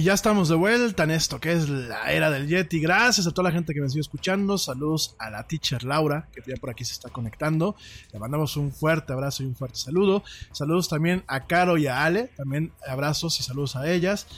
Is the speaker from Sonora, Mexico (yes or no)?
no; Mexico City, Mexico; yo soy hecho en México, en la Ciudad de México, chilango, como decimos aquí en, este, en este país, soy orgullosamente chilango